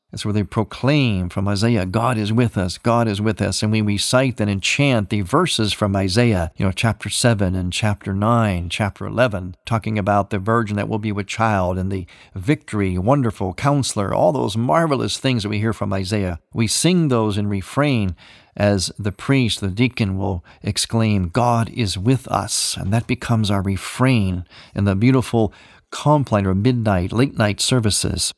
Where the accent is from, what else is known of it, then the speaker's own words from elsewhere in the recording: Cleveland, Ohio, United States; moved away; my hometown of Cleveland